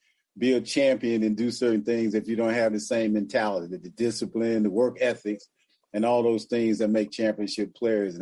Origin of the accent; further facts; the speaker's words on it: Macon, Georgia, United States; I'm from Macon, Georgia, man. I'm from the country.